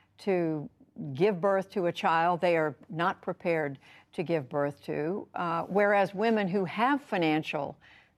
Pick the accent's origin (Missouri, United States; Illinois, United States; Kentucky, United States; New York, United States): Missouri, United States; my home state, first off, in Missouri, the state that I was born in and raised